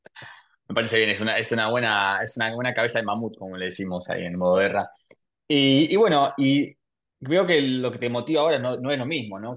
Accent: Buenos Aires, Argentina; Nací en Argentina, en Buenos Aires.

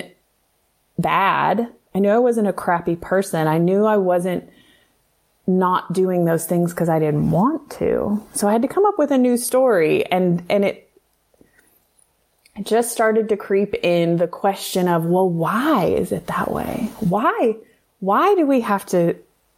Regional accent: the South, United States; I grew up in the South. Like, to be a young girl in the South

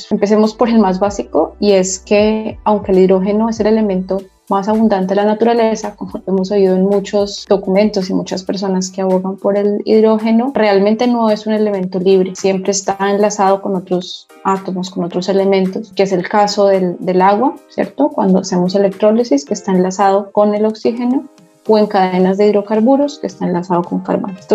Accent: Bogotá, Colombia; moved away as an adult; now in Dubai, United Arab Emirates; Yo soy colombiana, yo soy nacida en Bogotá, eh, graduada de Ingeniería Industrial en una universidad en Colombia.

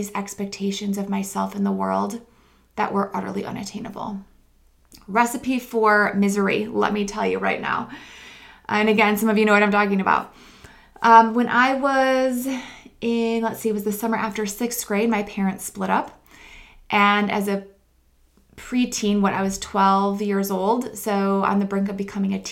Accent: Midwest, United States; I grew up in the Midwest, a very conservative part of the country

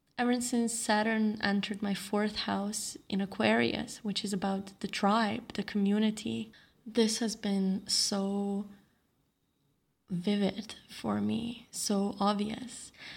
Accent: Slovenia; now in Bali, Indonesia; my hometown or my home country of Slovenia

